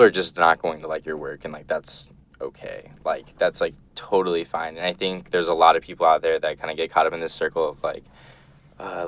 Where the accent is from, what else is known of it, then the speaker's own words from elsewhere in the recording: Midwest, United States; I grew up in the Midwest